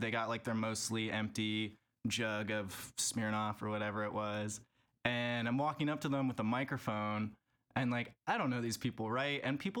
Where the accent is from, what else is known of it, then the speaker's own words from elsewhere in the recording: Davis, California, United States; also born or lived in San Francisco, California; I grew up in Davis, California, actually, which a lot of people know for the university that's there. It's kind of an ag town right outside the state capitol.